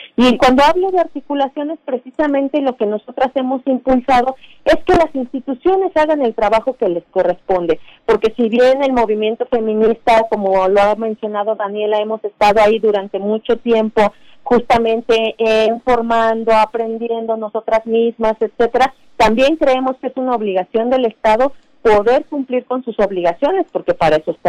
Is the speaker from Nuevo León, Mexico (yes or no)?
no; Hidalgo, Mexico; yo que soy de Hidalgo